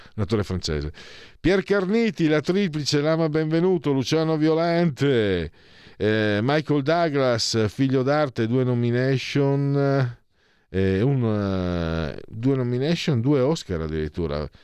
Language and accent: Italian; Friuli-Venezia Giulia, Italy; Vengo su dalle mie parti, sono di origine frulana